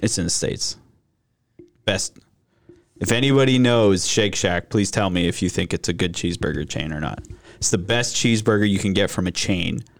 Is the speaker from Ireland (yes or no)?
no; Regina, Saskatchewan, Canada; I grew up in Regina